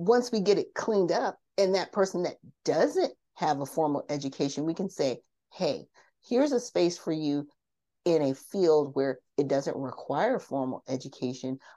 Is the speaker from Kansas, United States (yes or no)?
no; Garden Grove, California, United States; also born or lived in South Bend, Indiana; I grew up in Orange County, California. Now, if a lot of people know about Orange County, California, I grew up in Garden Grove